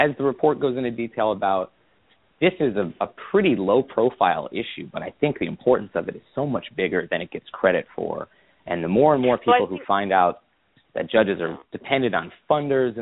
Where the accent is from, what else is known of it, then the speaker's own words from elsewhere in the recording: Midwest, United States; I'm from the Midwest